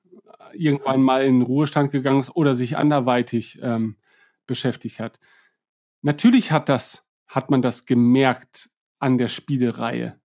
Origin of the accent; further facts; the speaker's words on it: East Frisia, Lower Saxony, Germany; Ich bin Ostfriese